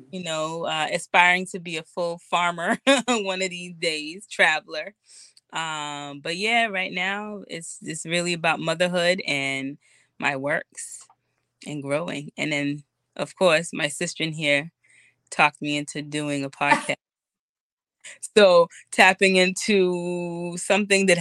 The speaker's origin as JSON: {"language": "English", "town": "Boston", "region": "Massachusetts", "country": "United States", "tie": "born or raised there", "said": "Born and raised in Boston, based in Boston currently"}